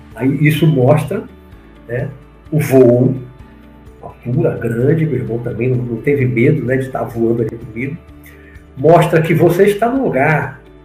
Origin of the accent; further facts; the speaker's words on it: Salvador, Bahia, Brazil; also born or lived in Rio de Janeiro; na infância, quando morava no Rio de Janeiro, logo que eu voltei para Salvador em, em 69, 70.